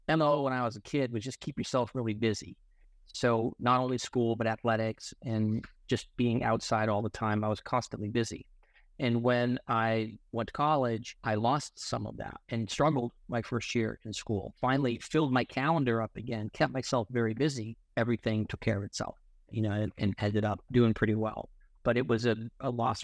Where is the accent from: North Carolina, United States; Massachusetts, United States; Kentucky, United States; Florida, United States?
Massachusetts, United States; Boston; moved away as an adult; now in California, United States; Born and raised in Boston, I went to Cornell University.